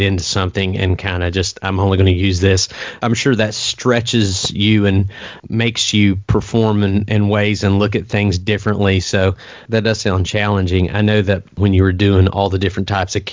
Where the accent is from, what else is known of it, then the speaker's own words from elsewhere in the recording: West Virginia, United States; my home state, West Virginia